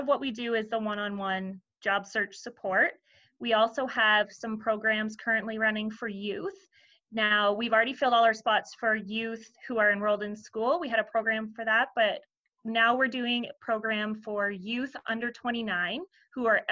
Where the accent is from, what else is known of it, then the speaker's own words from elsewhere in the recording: Perth County, Ontario, Canada; I am born and raised in Perth County